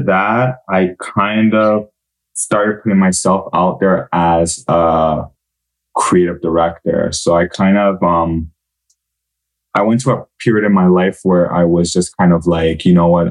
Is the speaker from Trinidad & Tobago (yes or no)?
no; Montreal, Quebec, Canada; I'm from Montreal